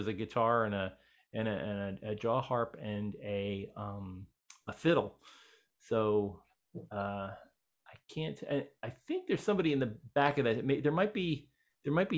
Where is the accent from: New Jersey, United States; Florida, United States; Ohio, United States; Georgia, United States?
New Jersey, United States; Elizabeth; we're both from Elizabeth, New Jersey.